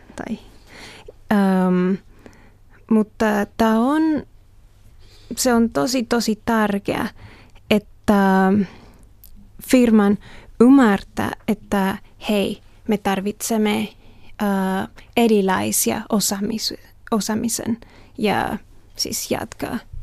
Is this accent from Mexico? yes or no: yes; Mexico; Finnish is a second language; now in Finland; olen Meksikosta